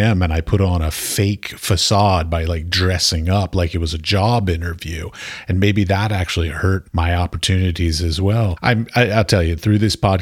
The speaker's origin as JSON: {"language": "English", "town": "Washington", "region": "District of Columbia", "country": "United States", "tie": "born or raised there", "said": "I was raised in Washington, D.C."}